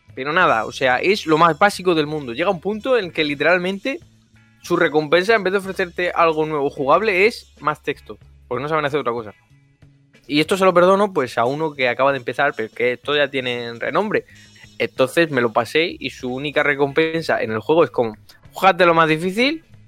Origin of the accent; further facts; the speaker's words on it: near Murcia, Region of Murcia, Spain; cerca de mi pueblo